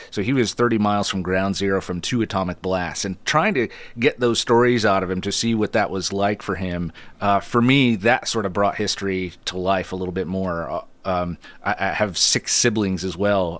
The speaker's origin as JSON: {"language": "English", "area": "Adirondack Park", "region": "upstate New York", "country": "United States", "tie": "born or raised there", "moved": "yes", "said": "I grew up in the Adirondack Park in, in far upstate New York"}